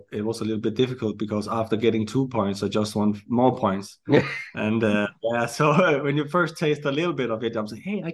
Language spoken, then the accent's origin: English; Denmark; also born or lived in United States